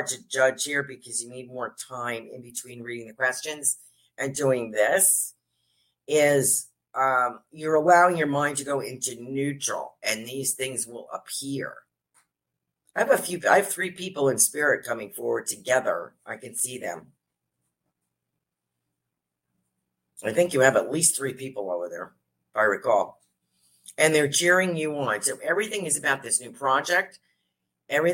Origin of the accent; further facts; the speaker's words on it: New York, United States; I'm a New Yorker